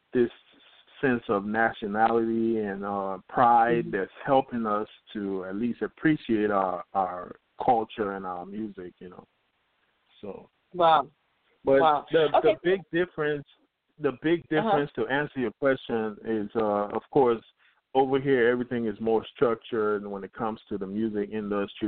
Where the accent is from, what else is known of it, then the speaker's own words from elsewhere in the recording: Liberia; moved away; also born or lived in Decatur, Georgia; I'm originally from Liberia, West Africa